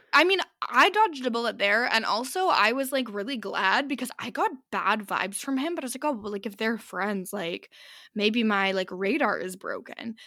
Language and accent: English; Canada; we always will have, like, a Canadian flag on our luggage